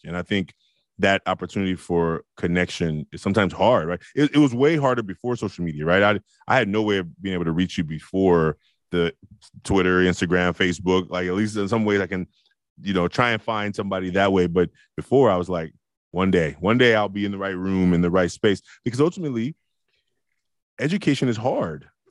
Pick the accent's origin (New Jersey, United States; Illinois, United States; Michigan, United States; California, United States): California, United States; Oakland; I was a hothead from Oakland